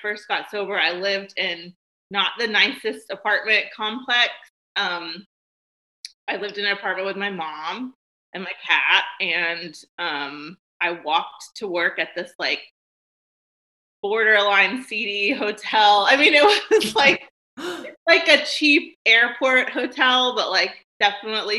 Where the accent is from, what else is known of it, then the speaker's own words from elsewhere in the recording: Nashville, Tennessee, United States; also born or lived in Memphis, Tennessee / San Diego / Portland, Oregon / St. Petersburg, Florida; I was born in Memphis, Tennessee, but I have mainly lived in Nashville my whole life, except for a few, you know, short periods